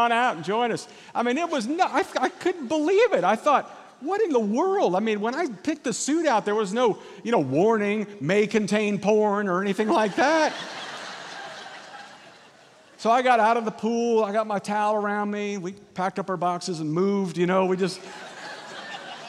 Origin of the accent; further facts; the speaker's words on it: Kansas, United States; moved away as an adult; also born or lived in Missouri / Lexington, Kentucky / Valencia, California; now in California, United States; But I grew up in Kansas, and I, like every other kid growing up in Kansas, just wanted to get out of Kansas